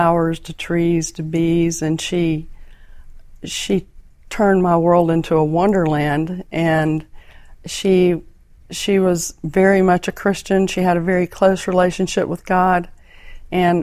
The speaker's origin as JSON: {"language": "English", "region": "southern Mississippi", "country": "United States", "tie": "born or raised there", "said": "I grew up in southern Mississippi in a little community that was like Mayberry RFD"}